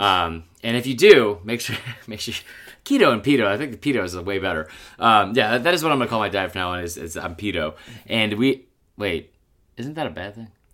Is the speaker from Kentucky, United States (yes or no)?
no; Atlanta, Georgia, United States; Growing up in Atlanta